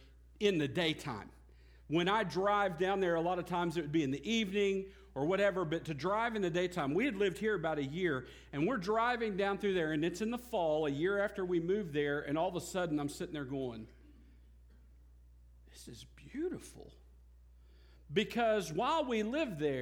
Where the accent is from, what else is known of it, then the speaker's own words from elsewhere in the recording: United States; also born or lived in Lone Grove, Oklahoma; as an American